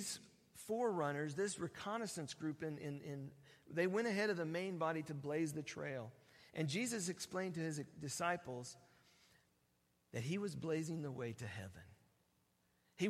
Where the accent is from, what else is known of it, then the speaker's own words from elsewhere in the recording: Oregon, United States; I'm from Oregon